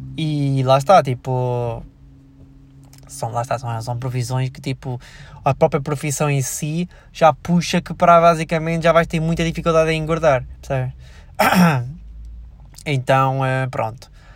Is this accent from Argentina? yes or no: no; Switzerland; now in Portugal; eu nasci na Suíça